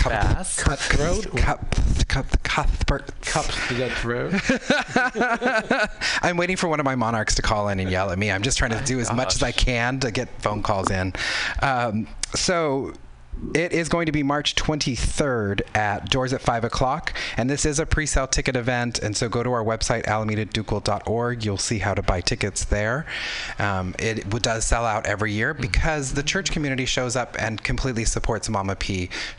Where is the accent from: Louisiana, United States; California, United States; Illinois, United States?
California, United States; Southern; So I am Mexican American. I grew up in Southern California.